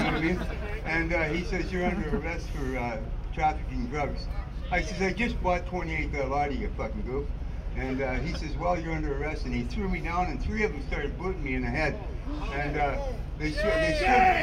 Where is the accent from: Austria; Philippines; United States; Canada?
Canada; Saskatchewan; moved away; I grew up in Saskatchewan where, you know, in bumfuck Saskatchewan where I was 22 years old before I smoked a joint